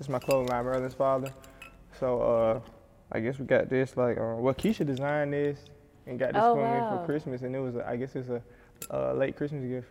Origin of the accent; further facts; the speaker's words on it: Decatur, Georgia, United States; I grew up, I always lived in Decatur